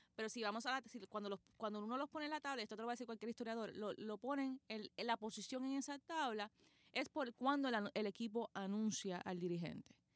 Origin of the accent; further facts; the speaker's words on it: Puerto Rico; que nosotros no éramos de allí, que nosotros somos de Puerto Rico.